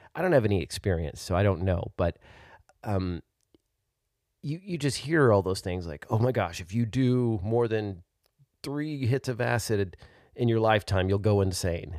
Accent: Arkansas, United States; now in Texas, United States; my home state of Arkansas

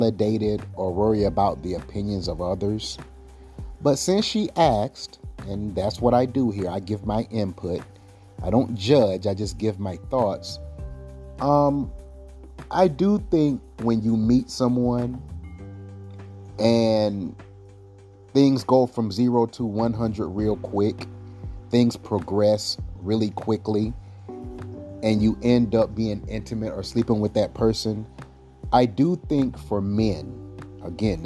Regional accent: South Carolina, United States; I'm from South Carolina.

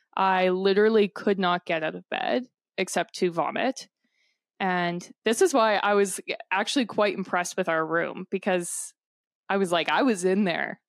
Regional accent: Canada; we're from Canada

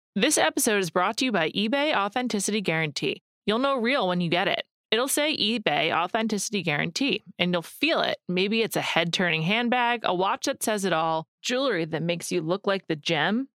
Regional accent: United States; I'm American

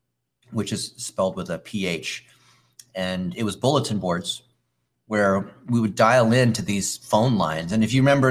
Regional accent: Palos Verdes, California, United States; I grew up in Palos Verdes, California, which is this peninsula just outside of LA.

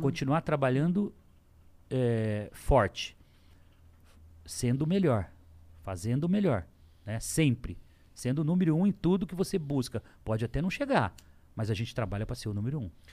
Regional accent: Lins, São Paulo, Brazil; also born or lived in São José do Rio Preto; de onde eu vim, falando que eu vendia coxinha, que é verdade, em Lins, com 12 anos de idade

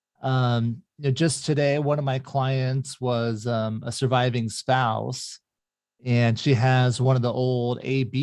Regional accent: Mesa, Arizona, United States; grew up in Mesa, Arizona.

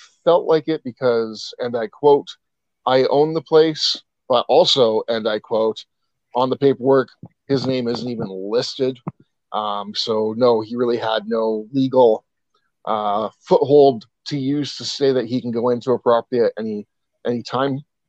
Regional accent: East Coast, United States; I brought that with me from my home state on the East Coast.

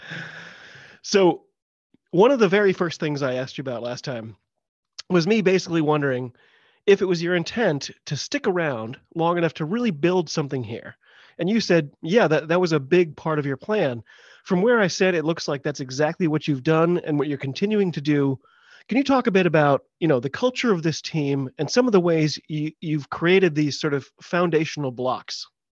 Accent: United States; I'm an American

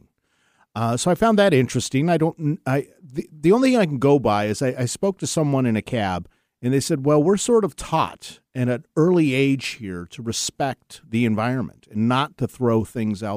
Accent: Seattle, Washington, United States; I was born and raised in the Seattle area

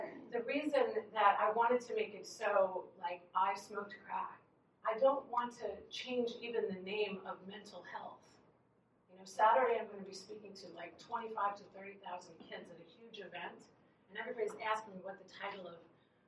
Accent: Long Island, New York, United States; I grew up in Long Island, New York

